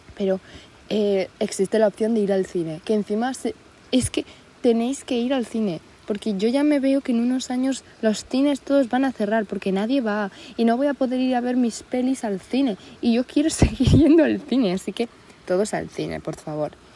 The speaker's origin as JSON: {"language": "Spanish", "country": "Spain", "said": "vengo de la España"}